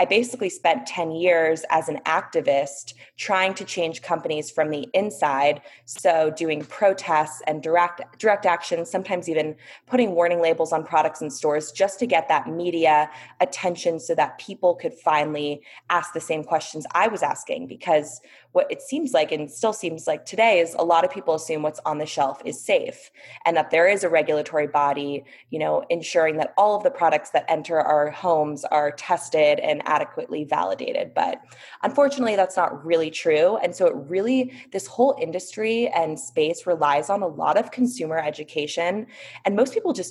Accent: Bay Area, Northern California, United States; I grew up in the Bay Area in Northern California, where organic was a way of life

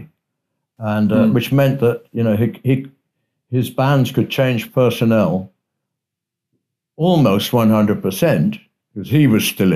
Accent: England, United Kingdom; as an Englishman

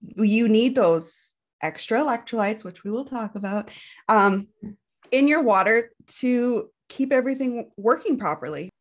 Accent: Canadian prairies, Canada

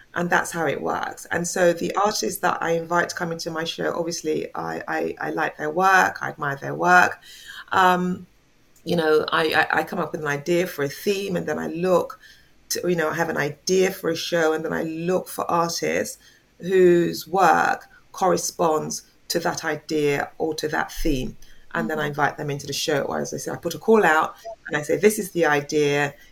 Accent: England, United Kingdom; also born or lived in Jamaica; now in London, United Kingdom; I am originally from Jamaica, but I came to England when I was quite a small child. So I've mm. lived here

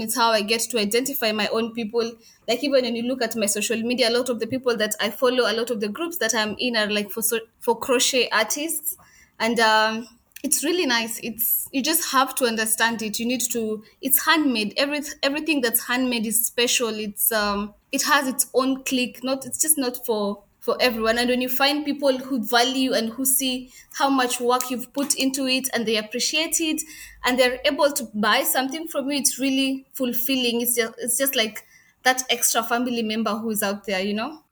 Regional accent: Kenya; moved away as an adult; also born or lived in Afghanistan; now in Dubai, United Arab Emirates; I'm Kenyan

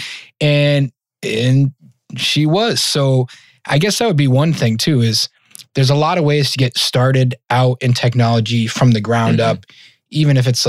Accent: Massachusetts, United States; moved away; also born or lived in Colorado / Northern Virginia; I'm originally from Massachusetts.

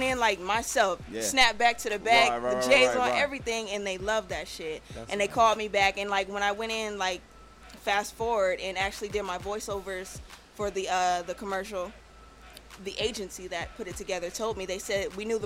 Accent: West Coast, United States; I'm from the West Coast

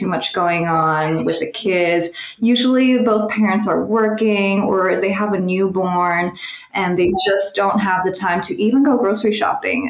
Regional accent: Taiwan; also born or lived in New York City, United States; now in San Francisco, United States; I grew up in Taiwan, and so a lot of my meals are inspired by Taiwanese cuisine

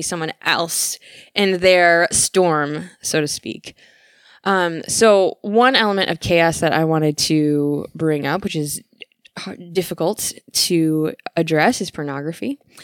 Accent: Michigan, United States; moved away as an adult; also born or lived in California; growing up in Michigan

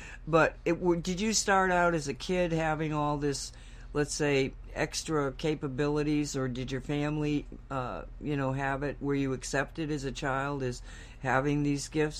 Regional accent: Oxford, Massachusetts, United States; I grew up in Oxford, Massachusetts, the hometown of Claren Barton

